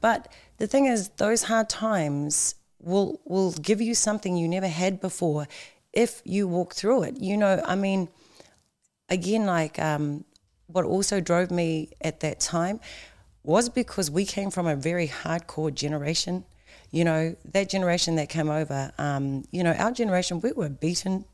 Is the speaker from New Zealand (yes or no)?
yes; Tauranga, Bay of Plenty, New Zealand; I was actually born in Tauranga